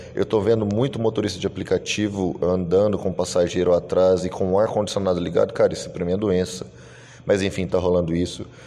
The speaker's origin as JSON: {"language": "Portuguese", "town": "Goiânia", "region": "Goiás", "country": "Brazil", "tie": "born or raised there", "also_born_or_lived": "Santa Catarina", "said": "eu sou natural de Goiânia, Goiás, e estava morando em Santa Catarina"}